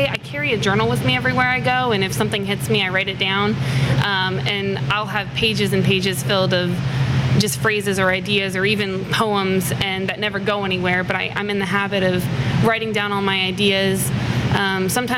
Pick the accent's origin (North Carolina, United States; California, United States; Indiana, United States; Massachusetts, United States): Indiana, United States; Lafayette; also born or lived in Illinois; I moved to Lafayette when I was 9.